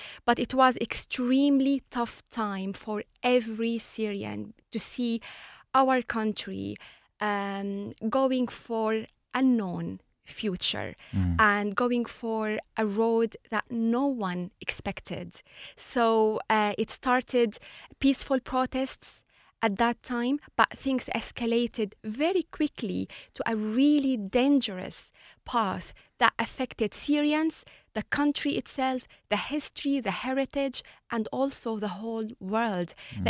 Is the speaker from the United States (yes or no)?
no; Ireland; an Arab, as I have a Muslim and Christian culture, and even as well, super proud of my identity as an Irish.